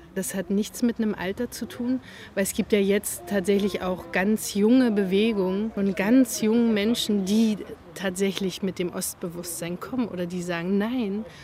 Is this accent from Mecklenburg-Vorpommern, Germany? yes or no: yes; Neubrandenburg, Mecklenburg-Vorpommern, Germany; moved away as an adult; also born or lived in Rostock / Oldenburg / Braunschweig / Belgium; ich komme aus Neubrandenburg. War 20 Jahre weg.